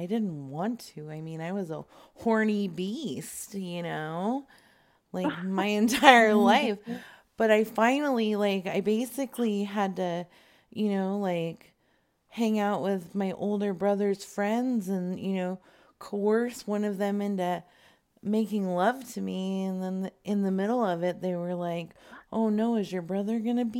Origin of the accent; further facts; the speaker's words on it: Phoenix, Arizona, United States; Arizona. Phoenix.